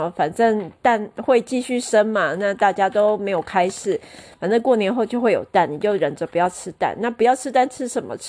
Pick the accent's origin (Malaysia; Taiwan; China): Taiwan; 诶，我们台湾人是世界上就是说呃最厉害聊吃最厉害的民族。